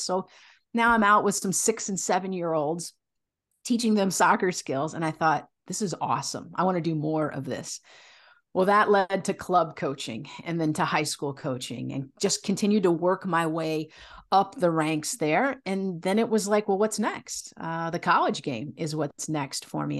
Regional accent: Illinois, United States; I grew up in the Midwest, mostly in Illinois. My family moved around a little bit

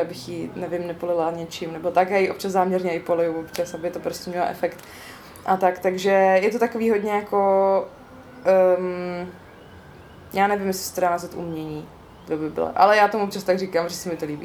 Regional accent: East Bohemia, Czechia; also born or lived in Olomouc; doma ve východních Čechách, odkud pocházím

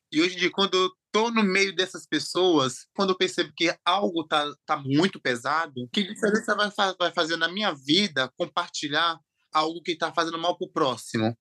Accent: interior of Bahia, Brazil; also born or lived in Aracaju, Sergipe; Eu nasci em Aracaju, Sergipe, me criei no interior da Bahia

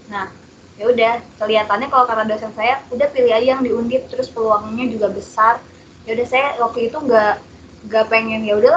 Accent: Pandeglang, Banten, Indonesia; Aku asalnya dari Kabupaten Pandeglang, Banten, di pelosok ujung kulon, tapi nggak sampai ujung kulon sih.

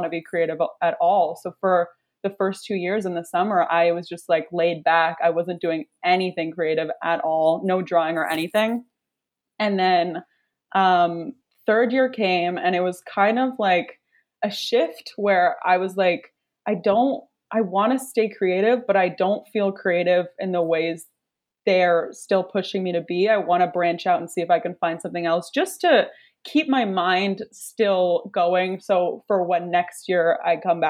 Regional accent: Kingston, Ontario, Canada; moved away as an adult; also born or lived in Toronto; I'm from Kingston. I moved to Toronto for school to go to OCAD University for illustration.

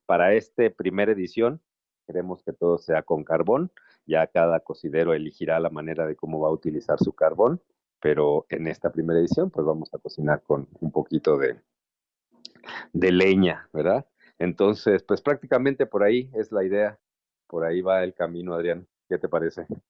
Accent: Mexico; nuestra cultura como mexicanos

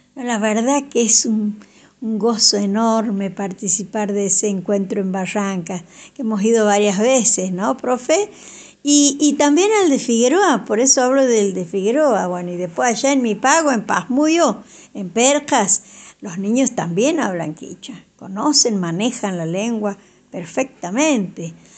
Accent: Santiago del Estero, Argentina; nuestra lengua madre, la quichua santiagueña

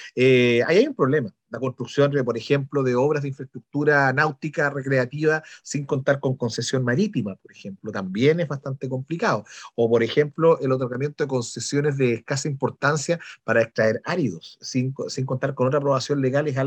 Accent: Valdivia, Los Ríos, Chile; soy un habitante de Valdiviano

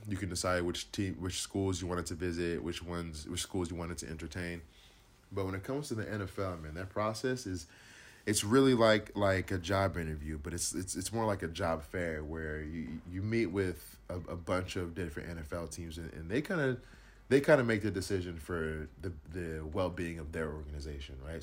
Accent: Inland Empire, California, United States; growing up in the Inland Empire

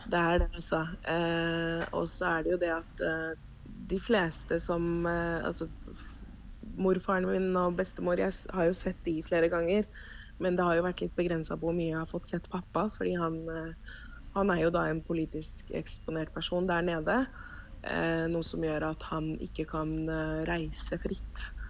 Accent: Oslo, Norway; Norwegian is a second language; also born or lived in Cuba; now in Vestby, Norway; flytta til Norge, vel å merke, så eh, bodde vi i Oslo. Jeg vokste opp på Bogerød

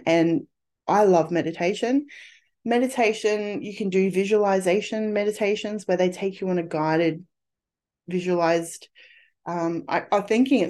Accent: England, United Kingdom; born there; I was born in spring in England.

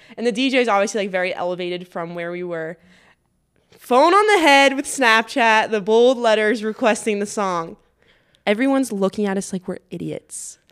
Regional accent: United States; I am American

